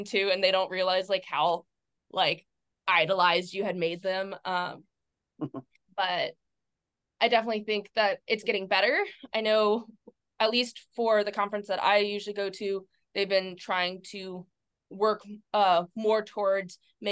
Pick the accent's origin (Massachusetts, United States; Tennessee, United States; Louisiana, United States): Louisiana, United States; near New Orleans; New Orleans, 2017. I went because it was really close to my hometown